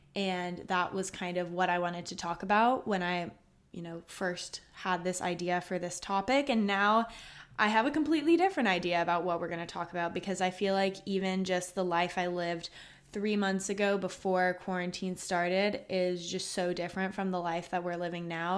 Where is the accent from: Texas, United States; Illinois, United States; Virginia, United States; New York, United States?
Texas, United States; Austin; I'm from Austin, Texas, born, raised, and go to college here.